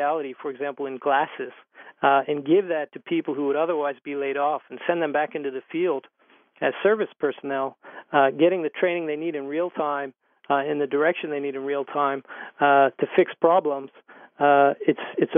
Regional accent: Youngstown, Ohio, United States; I'm born and raised in Ohio, in Youngstown, Ohio, in the Rust Belt

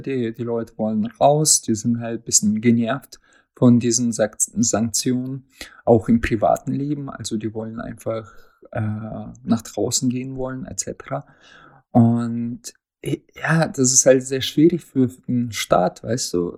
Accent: Russia; now in Germany; als Russe

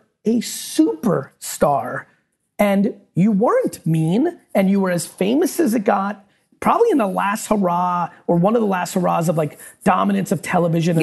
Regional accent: New Jersey, United States; also born or lived in Soviet Union; I grew up in New Jersey, in the streets of Jersey

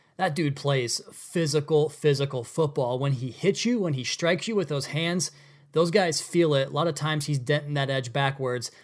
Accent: West Coast, United States; I'm a West Coast, I grew up on the West Coast

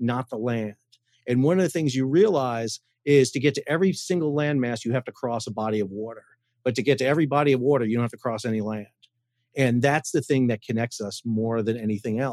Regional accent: New York, United States; now in North Carolina, United States; I'm from New York originally.

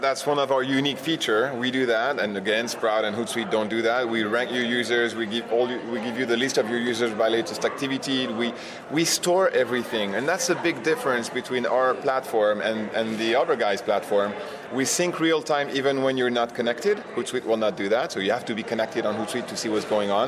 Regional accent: France; also born or lived in New York; I was born in New York, but I was raised and educated in France. So you'll you'll hear a little accent

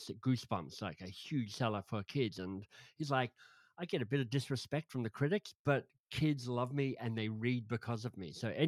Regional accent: Australia; moved away as an adult; also born or lived in England; Yeah, I'm an Aussie, but I left Australia 30 years ago now. So moved from Australia to England to study

